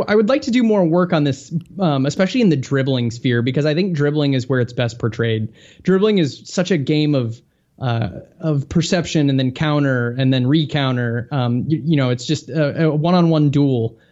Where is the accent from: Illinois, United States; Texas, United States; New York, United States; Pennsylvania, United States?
Illinois, United States; just south of Chicago; I grew up just a little bit south of Chicago